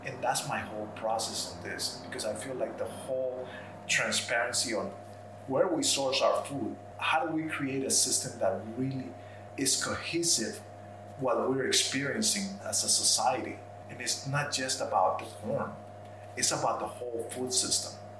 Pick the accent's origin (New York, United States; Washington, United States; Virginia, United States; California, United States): New York, United States; New York City; also born or lived in Colombia; now in Vermont, United States; I grew up in Queens, in New York, in the 70s, and there's a large population of Colombians